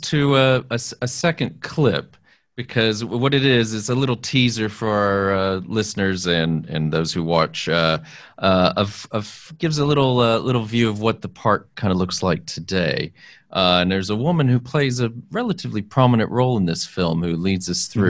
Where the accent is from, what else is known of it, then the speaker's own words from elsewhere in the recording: Texas, United States; I grew up in Texas